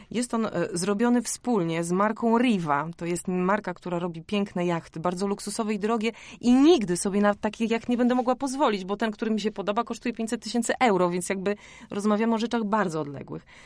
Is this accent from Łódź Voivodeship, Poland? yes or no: no; Warmian-Masurian Voivodeship, Poland; Ja jestem z Mazur, więc ja pływam od dziecka.